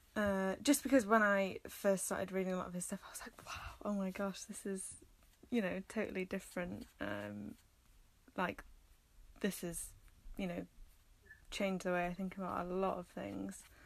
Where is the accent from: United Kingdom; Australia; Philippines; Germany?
United Kingdom; Wales; also born or lived in Manchester; i've loved growing up in wales